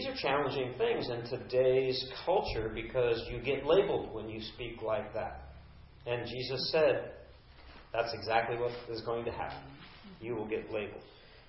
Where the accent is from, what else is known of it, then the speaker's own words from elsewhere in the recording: Orange, California, United States; born there; Well, I was actually born in Orange, California, not Ojai. C-section baby in the hospital, I was born in Orange.